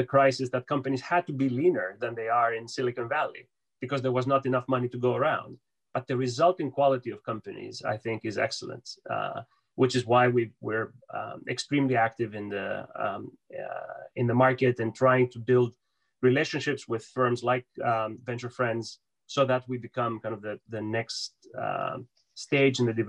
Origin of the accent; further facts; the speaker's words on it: Piraeus, Attica, Greece; moved away as an adult; now in United States; I was born and raised in Piraeus. I moved to the US when I was 18